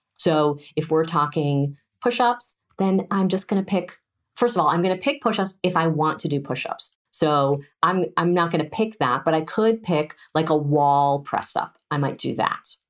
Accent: California, United States; as a Californian

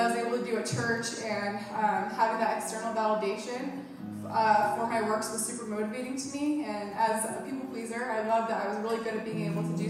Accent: New York, United States; I was raised Catholic in New York, but didn't attend church super regularly growing up

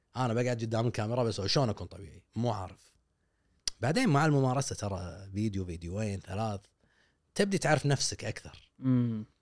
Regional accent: Kuwait; عندنا بالكويت

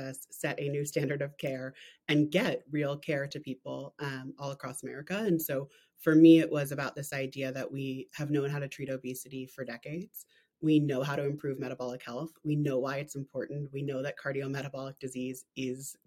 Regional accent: New Jersey, United States; moved away as an adult; also born or lived in Hong Kong / London; now in New York, United States; I grew up in New Jersey.

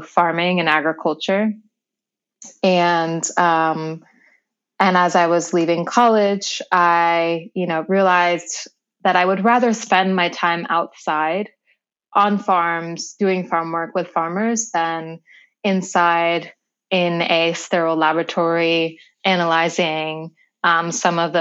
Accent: New York, United States; also born or lived in Seattle, Washington; I was raised in New York

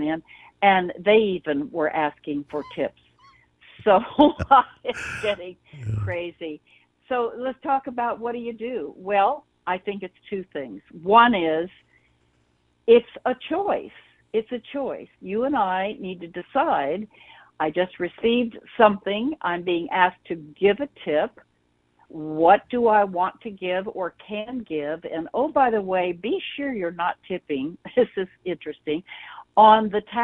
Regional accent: Oklahoma City, Oklahoma, United States; I'm from Oklahoma City.

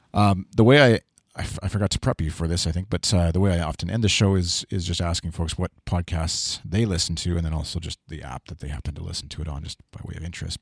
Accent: Canada; being Canadian

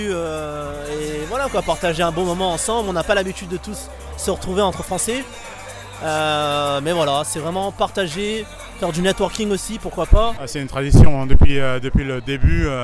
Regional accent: France; C'est un moment important parce que ça nous représente bien en tant que Français.

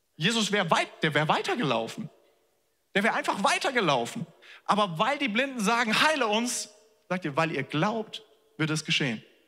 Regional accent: Germany; wir als Deutsche

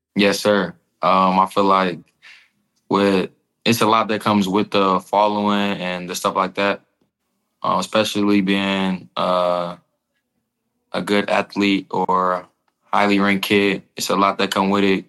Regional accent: Illinois, United States; growing up in Illinois

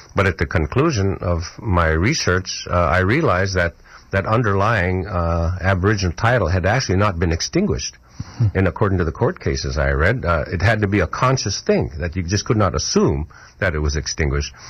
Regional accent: Kotzebue, Alaska, United States; my hometown of, called Kotzebue

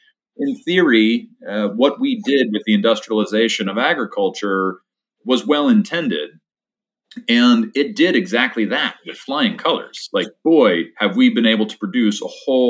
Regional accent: Poughkeepsie, New York, United States; where I grew up in Dutchess County, specifically outside of Poughkeepsie

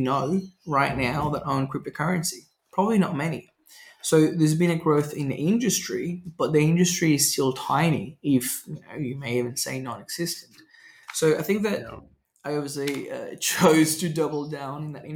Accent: Venezuela; now in Australia; Growing up in Venezuela

